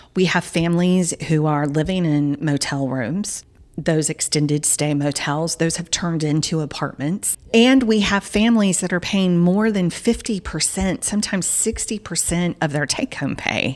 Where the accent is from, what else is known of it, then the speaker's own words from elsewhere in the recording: Southern United States, United States; accent: Southern; my Southern accent's now coming out